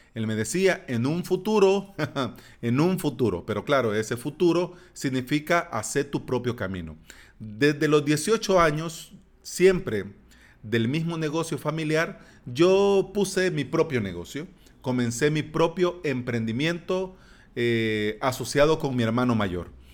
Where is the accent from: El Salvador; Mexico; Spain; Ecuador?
El Salvador